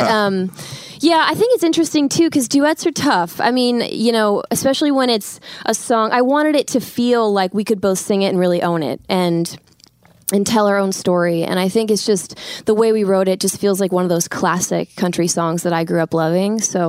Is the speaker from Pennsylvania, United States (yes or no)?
yes; Philadelphia, Pennsylvania, United States; I'm from Pennsylvania, I'm from Philly.